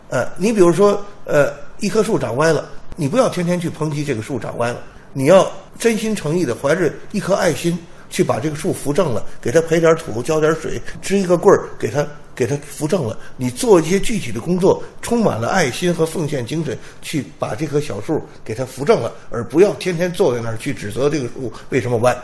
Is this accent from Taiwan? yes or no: no; China; 我们中国有自己的传统文化